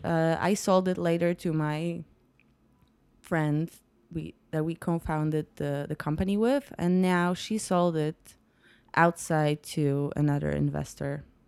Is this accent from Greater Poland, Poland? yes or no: yes; Poznań, Greater Poland, Poland; also born or lived in New York; I'm from Poland. I was born and raised in Poland.